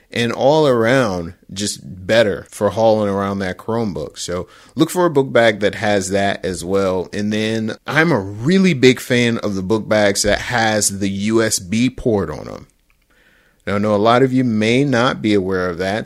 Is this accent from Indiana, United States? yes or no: no; Detroit, Michigan, United States; my hometown team, the Detroit Football Lions